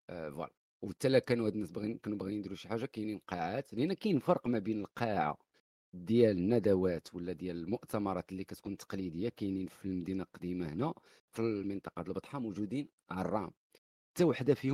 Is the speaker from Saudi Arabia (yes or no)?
no; Morocco; احنا رحنا مغاربه ماشي غير المسلمين احنا مغاربه كنفهموا في الديزاين ديال لانتيريور ديال الداخل ديال المساجد